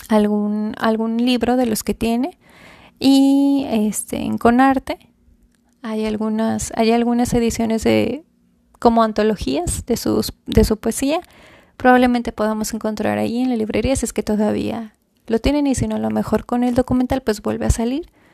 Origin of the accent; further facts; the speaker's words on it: Monterrey, Nuevo León, Mexico; la ciudad en donde yo nací